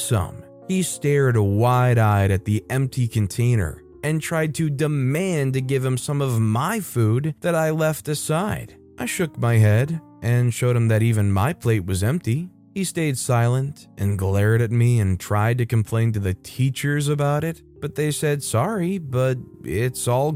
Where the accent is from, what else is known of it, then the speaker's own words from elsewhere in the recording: United States; as an American